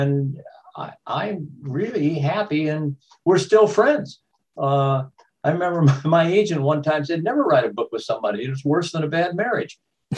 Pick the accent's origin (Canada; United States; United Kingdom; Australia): United States; Texas; moved away as an adult; also born or lived in Massachusetts / Illinois / Michigan; now in Vermont, United States; I grew up in Texas, went to Harvard, did some Marines, went to graduate school, then became a journalist, worked in newspapers in Illinois and Michigan, several other places. We came to Vermont